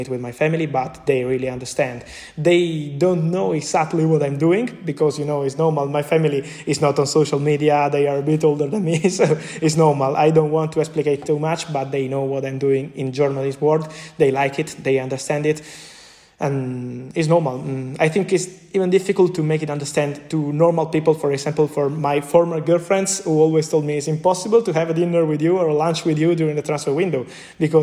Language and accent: English; Naples, Campania, Italy; English is a second language; moved away as an adult; now in Milan, Italy; I am from Napoli. I left my family in Napoli, in Naples, another city here in Italy, when I was 18. I moved to Milano. I live alone